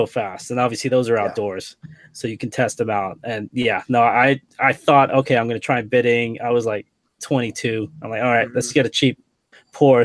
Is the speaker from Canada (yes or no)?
no; England, United Kingdom; now in California, United States; I'm originally from England